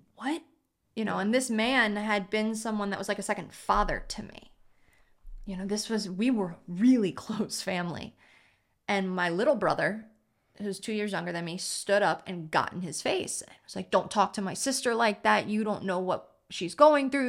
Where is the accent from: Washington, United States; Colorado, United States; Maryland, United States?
Maryland, United States; Baltimore; growing up in Baltimore, private school